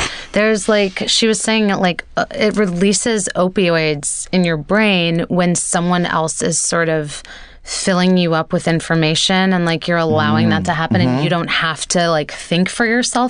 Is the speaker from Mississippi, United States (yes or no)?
yes; Mississippi, United States; born or raised there